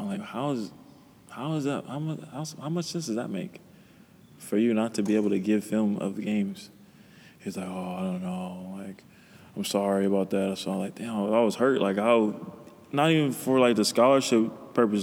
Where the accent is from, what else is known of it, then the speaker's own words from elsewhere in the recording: Pasadena, California, United States; I'm from Pasadena